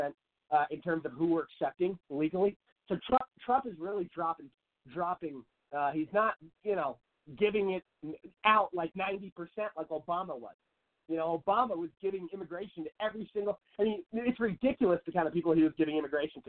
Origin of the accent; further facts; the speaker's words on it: Seattle, Washington, United States; moved away as an adult; now in Phoenix, United States; I grew up in Seattle.